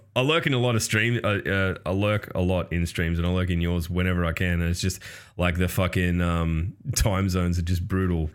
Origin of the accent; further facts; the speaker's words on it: Australia; I'm Australian